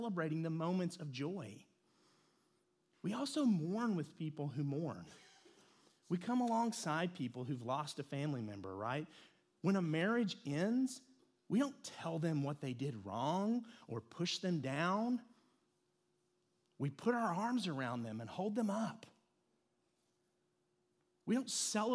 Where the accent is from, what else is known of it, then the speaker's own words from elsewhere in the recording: Lexington, Kentucky, United States; I grew up in Lexington, Kentucky